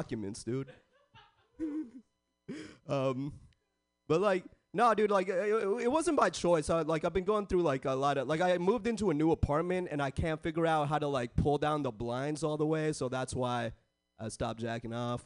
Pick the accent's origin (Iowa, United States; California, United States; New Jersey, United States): California, United States; San Jose; I was born and raised in the Bay